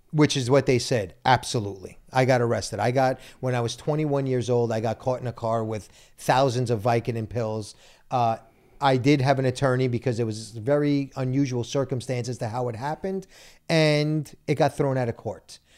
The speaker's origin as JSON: {"language": "English", "town": "Brooklyn", "region": "New York", "country": "United States", "said": "Listen, and I'm Italian from Brooklyn."}